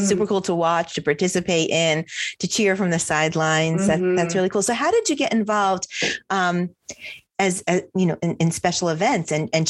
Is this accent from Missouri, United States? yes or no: no; New Jersey, United States; I'm from New Jersey